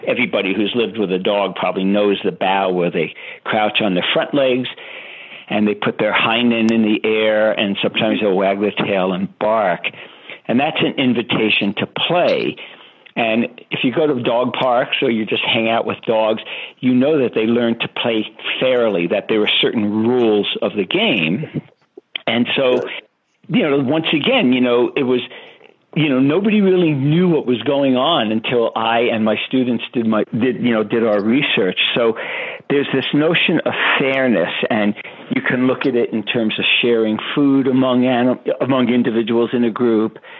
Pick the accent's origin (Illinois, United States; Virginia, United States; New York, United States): New York, United States; New York City; I grew up in Brooklyn, New York